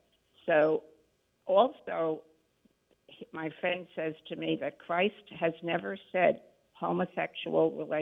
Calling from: New York, United States; New York.

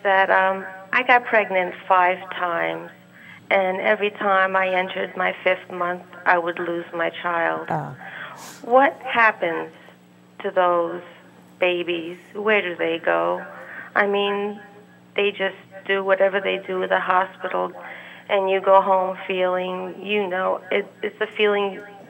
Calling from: Warwick, New York, United States; Warwick, New York.

